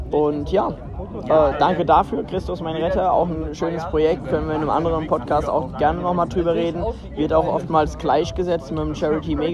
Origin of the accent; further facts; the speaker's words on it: Rhineland-Palatinate, Germany; wie wir hier als ähm, Pfälzer